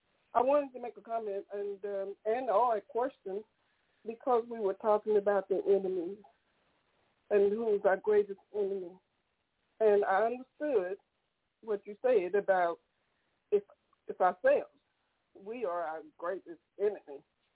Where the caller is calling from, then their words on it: Tyler, Texas, United States; I'm calling from Tyler, Texas.